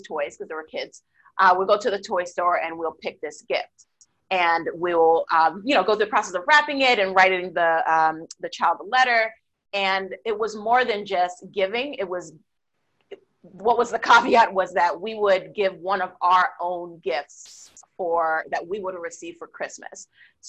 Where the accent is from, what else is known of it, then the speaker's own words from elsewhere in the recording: Boston, Massachusetts, United States; I grew up in Boston, so definitely there are lots of snow during the wintertime